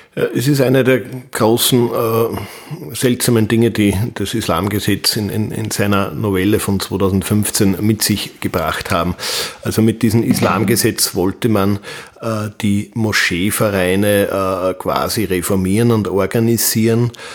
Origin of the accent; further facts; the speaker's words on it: Wels, Upper Austria, Austria; ich komme aus Wels in Oberösterreich